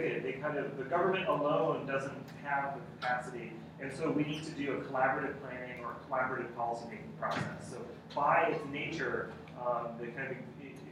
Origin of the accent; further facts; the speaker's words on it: United States; I'm American